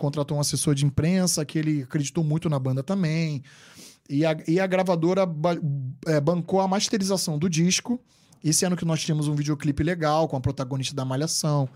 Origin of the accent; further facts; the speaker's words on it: Rio de Janeiro, Brazil; moved away as an adult; now in New York, United States; eu nasci no Rio de Janeiro capital mesmo, vim do bairro de Guadalupe, um bairro pobre do Rio de Janeiro